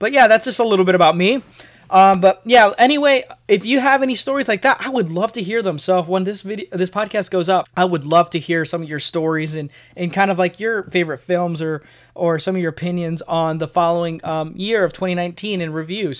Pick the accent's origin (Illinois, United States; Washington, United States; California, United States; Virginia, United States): Illinois, United States; outside of Chicago, Northern; now in Springfield, United States; I'm from Northern Illinois, uh, outside of Chicago, and I've moved here to Missouri, uh, Springfield to be exact